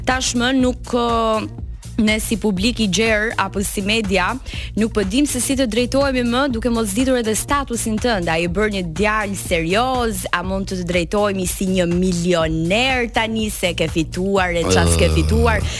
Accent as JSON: {"language": "Albanian", "town": "Elbasan", "region": "Elbasan County", "country": "Albania", "said": "unë jam nga Elbasani"}